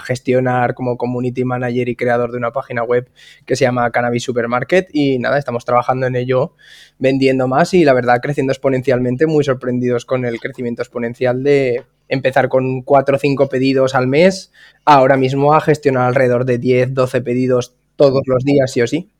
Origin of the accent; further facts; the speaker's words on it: Zaragoza, Aragon, Spain; now in Salou, Spain; yo soy un chaval de Zaragoza que se mudó a Salou